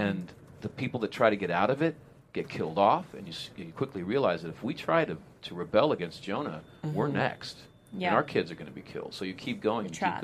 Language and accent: English; Modesto, California, United States; I grew up in Modesto, California